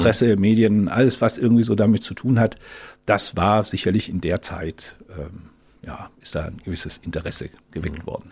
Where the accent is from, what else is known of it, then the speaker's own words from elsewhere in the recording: Ludwigsburg, Baden-Württemberg, Germany; moved away; also born or lived in Oldenburg, Lower Saxony / Berlin; ich bin dann aufgewachsen in Ludwigsburg, das ist in der Nähe von Stuttgart und äh, bezeichne mich deswegen eher so als Schwabe